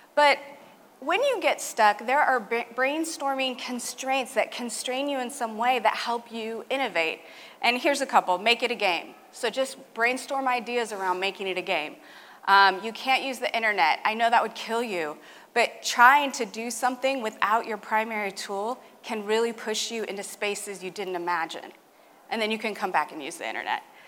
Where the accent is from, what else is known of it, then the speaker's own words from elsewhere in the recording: California, United States; my home state, California.